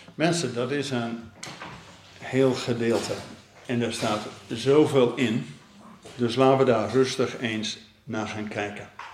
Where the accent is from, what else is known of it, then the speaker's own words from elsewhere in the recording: Netherlands; als Nederlanders